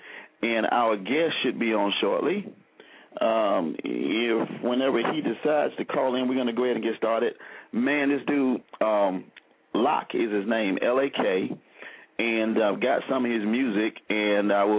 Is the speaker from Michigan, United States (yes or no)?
no; Selma, Alabama, United States; when I was growing up in Selma